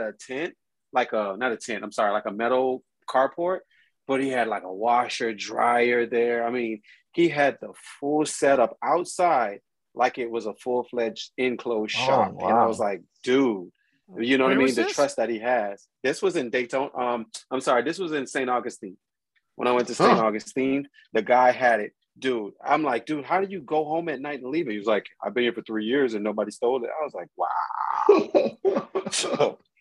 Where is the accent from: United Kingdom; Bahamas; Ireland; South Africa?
Bahamas; moved away; also born or lived in Miami; Bahamas is where I'm from